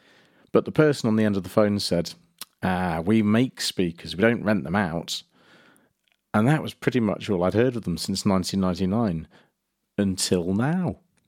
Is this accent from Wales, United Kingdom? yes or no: yes; Mid Wales, United Kingdom; When I was growing up in Mid Wales, there didn't seem to be much connection between the quiet countryside where I lived and the bright lights of the music industry.